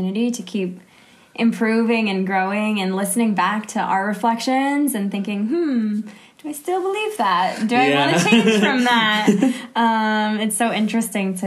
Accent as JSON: {"language": "English", "region": "New Hampshire", "country": "United States", "moved": "yes", "lives_now": "Jerusalem, Israel", "said": "I'm from New Hampshire, and I'm living in Jerusalem"}